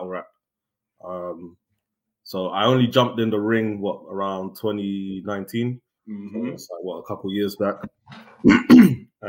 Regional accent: London, United Kingdom; also born or lived in Newham, East London; I was born actually in East London, Newham. But I spent most of my early childhood in like Central, like which is like London Bridge.

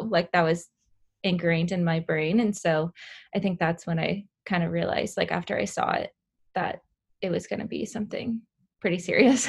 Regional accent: Southern California, United States; I'm from Southern California.

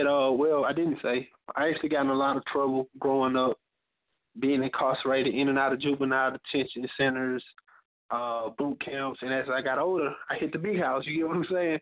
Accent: Mobile, Alabama, United States; I'm from Mobile, Alabama

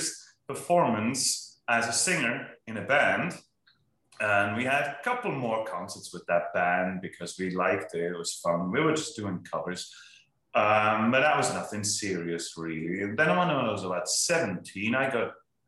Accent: Willisau, Lucerne, Switzerland; moved away; I come from a little village called Willisau in Switzerland

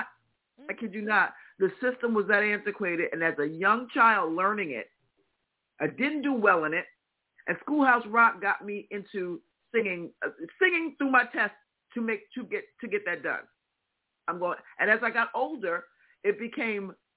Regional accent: Midwest, United States; accent: Midwestern; my Midwestern accent

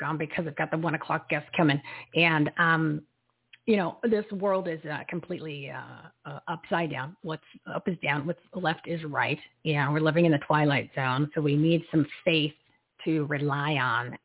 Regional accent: New Jersey, United States; I'm from New Jersey

